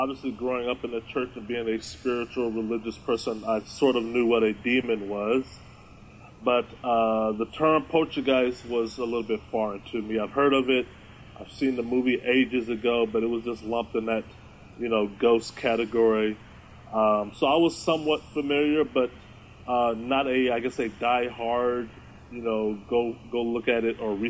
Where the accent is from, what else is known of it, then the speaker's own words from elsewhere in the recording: Austin, Texas, United States; moved away as an adult; now in Bothell, United States; I am from Texas. I'm from Austin.